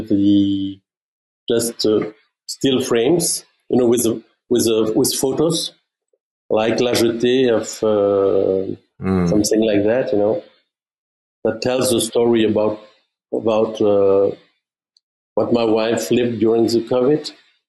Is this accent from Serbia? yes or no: no; Germany; English is a second language; moved away; also born or lived in Belgium; my mother is French speaking. My father is Flemish speaking. I grew up in Germany